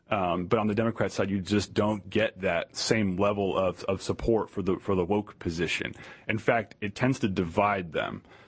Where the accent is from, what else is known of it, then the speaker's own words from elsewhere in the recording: Virginia, United States; my home state of Virginia.